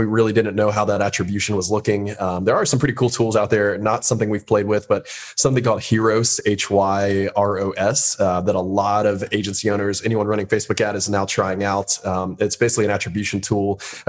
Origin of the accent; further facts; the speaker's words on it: West Palm Beach, Florida, United States; West Palm Beach, Florida. So down, okay. Down south.